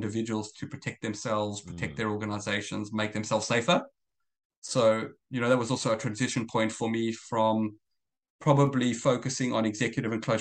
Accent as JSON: {"language": "English", "country": "South Africa", "also_born_or_lived": "Israel", "moved": "as an adult", "lives_now": "Australia", "said": "I'm originally South African. I've been in Australia about 15 years now."}